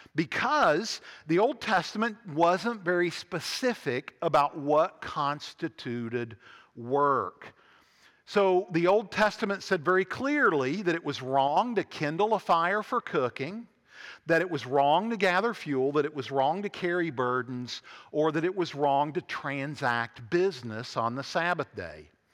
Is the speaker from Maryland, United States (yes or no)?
no; Huntington, West Virginia, United States; When I was growing up in Huntington, West Virginia, in the nineteen seventies